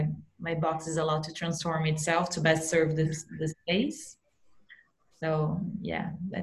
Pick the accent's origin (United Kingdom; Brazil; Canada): Brazil; I'm from Brazil too.